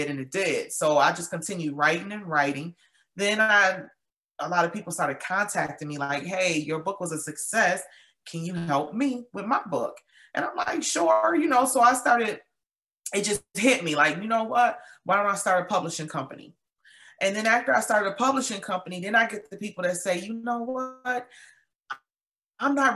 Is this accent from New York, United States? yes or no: yes; Buffalo, New York, United States; moved away as an adult; now in Georgia, United States; I was born and raised in Buffalo. I'm in Georgia now